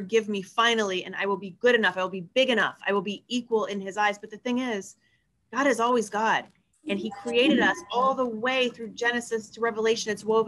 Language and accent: English; Northeast Ohio, United States; moved away as an adult; also born or lived in Fort Wayne, Indiana; now in Grand Rapids, United States; I grew up in Northeast Ohio